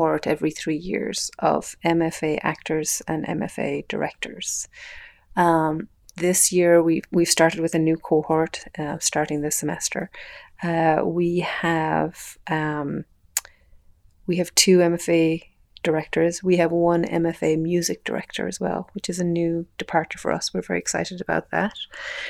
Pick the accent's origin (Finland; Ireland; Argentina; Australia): Ireland; moved away as an adult; now in Montana, United States; As an Irish person